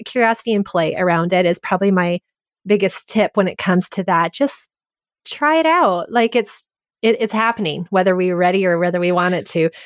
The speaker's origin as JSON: {"language": "English", "country": "Canada", "said": "I grew up in French immersion. I'm Canadian and I learned French grammar"}